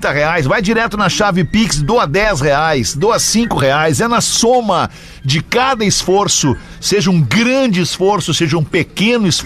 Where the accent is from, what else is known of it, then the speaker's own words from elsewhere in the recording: Porto Alegre, Rio Grande do Sul, Brazil; eu sou de Porto Alegre, grande Porto Alegre.